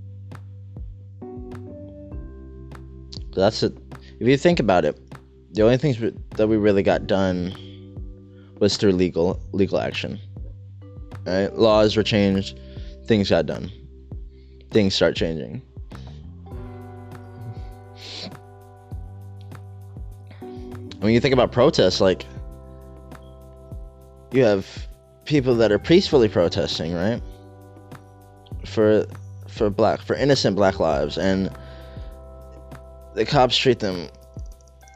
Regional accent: United States; we're Americans, right? We're American citizens. I was born in this country

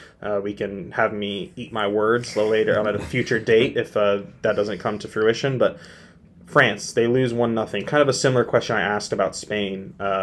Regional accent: United States; As the American

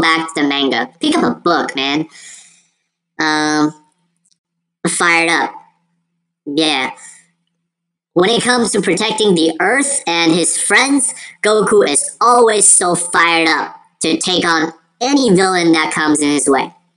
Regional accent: United States; also born or lived in China; as an Asian kid, um, growing up in America

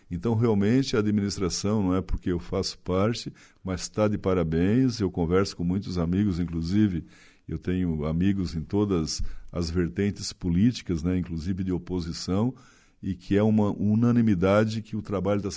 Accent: Maruí, Brazil; accent: gaúcho; also born or lived in Gramado; now in Araranguá, Brazil; eu sou marisqueiro lá de Maruí, mas eu morei muitos anos eh, no Rio Grande do Sul, na tua terra, em Gramado.

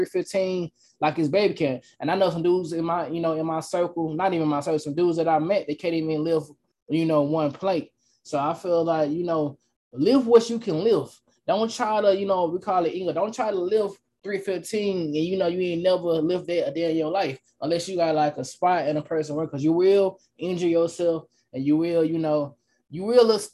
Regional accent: Atlanta, Georgia, United States; I'm from Atlanta, Georgia.

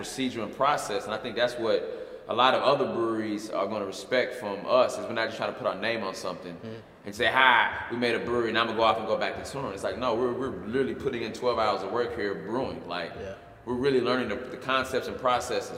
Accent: Louisville, Kentucky, United States; moved away as an adult; now in Atlanta, United States; I'm from Louisville, Kentucky

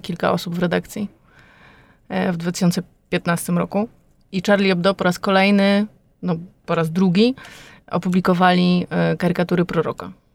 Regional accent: Poland; moved away as an adult; now in France; jestem Polką, jestem z bardzo daleka

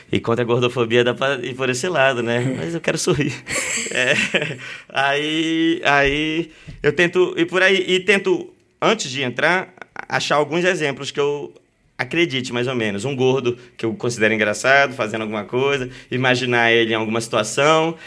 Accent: Belém, Pará, Brazil; Belém, sou de Belém

